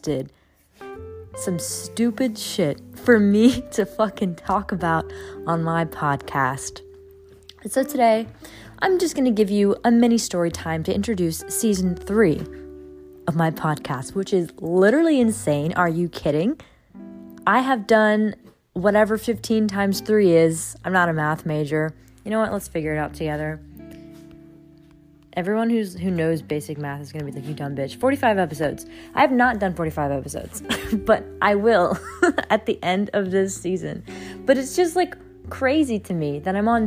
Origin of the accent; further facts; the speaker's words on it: New Orleans, Louisiana, United States; moved away; He was in New Orleans over the summer, and we met up once in my hometown